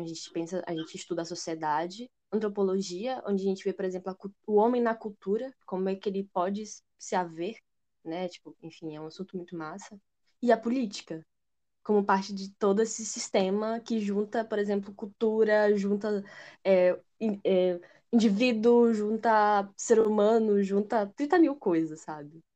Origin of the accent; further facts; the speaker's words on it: Aracaju, Sergipe, Brazil; eu sou de Aracaju, Sergipe